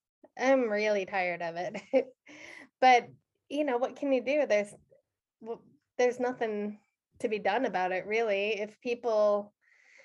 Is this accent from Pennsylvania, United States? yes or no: no; Geneva, Illinois, United States; moved away as an adult; also born or lived in Denver, Colorado / Kentucky; now in Norway; I grew up outside of Chicago, and I spent a long time in Denver also.